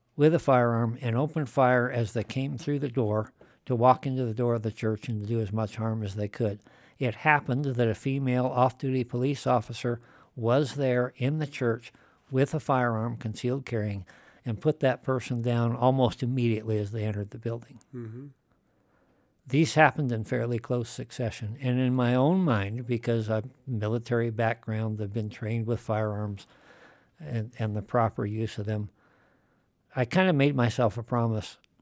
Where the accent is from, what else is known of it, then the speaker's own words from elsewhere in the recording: Shell, Wyoming, United States; I've been living in Wyoming virtually my entire life. I spent some time away as a soldier. Mm-hmm. When I was young, for example, in where I grew up in Shell.